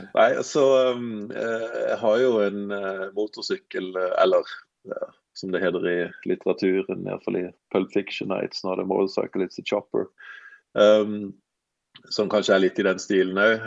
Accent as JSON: {"language": "Norwegian", "region": "Sørlandet", "country": "Norway", "also_born_or_lived": "Trondheim", "accent": "Sørlandet dialect (preserved 1995-style)", "moved": "as an adult", "said": "jeg er fra Sørlandet, da, som dialekten eh, avslører"}